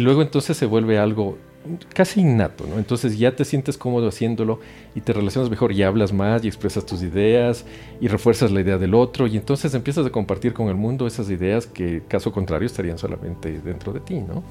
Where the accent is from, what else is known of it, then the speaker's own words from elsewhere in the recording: Ecuador; moved away as an adult; also born or lived in Europe; now in Mexico; yo soy ecuatoriano de nacimiento, hice mi carrera allá, hice mis estudios allá